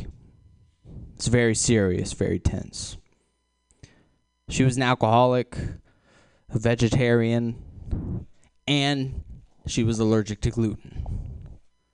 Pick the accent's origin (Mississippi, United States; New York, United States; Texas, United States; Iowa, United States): Texas, United States; I'm from Texas. I am from Texas